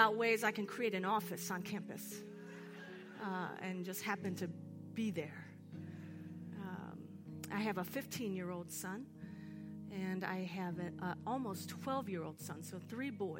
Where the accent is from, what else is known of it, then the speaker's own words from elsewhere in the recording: Seattle, Washington, United States; I am from Seattle